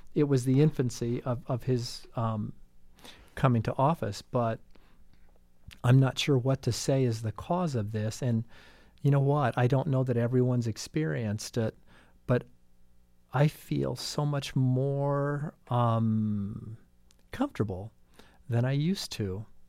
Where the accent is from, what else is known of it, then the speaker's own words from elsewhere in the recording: Brown County, Indiana, United States; I grew up in the shadows of Bloomington. I'm from Brown County, the suburbs of Bean Blossom